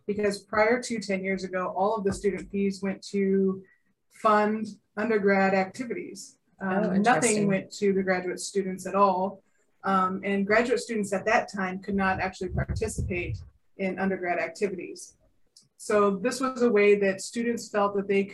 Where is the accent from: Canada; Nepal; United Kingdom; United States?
United States; Omaha, Nebraska; I'm from Omaha